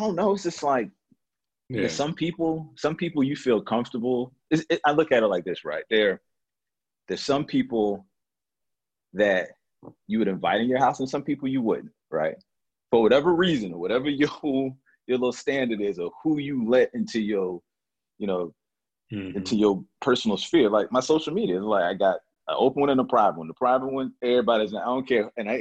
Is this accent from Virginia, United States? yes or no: yes; Norfolk, Virginia, United States; Growing up in Norfolk, mm-hmm. And I don't think Norfolk is like Detroit